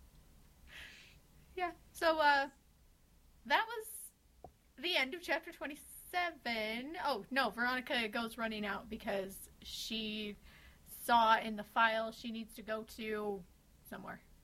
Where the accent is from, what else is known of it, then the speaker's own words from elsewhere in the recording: Utah, United States; I'm from Utah, and that's all I know about my accent.